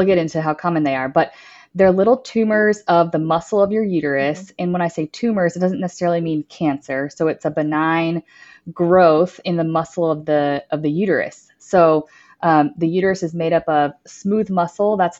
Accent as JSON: {"language": "English", "town": "Dallas", "region": "Texas", "country": "United States", "tie": "born or raised there", "also_born_or_lived": "Austin, Texas", "said": "I am born and raised in Dallas, Texas"}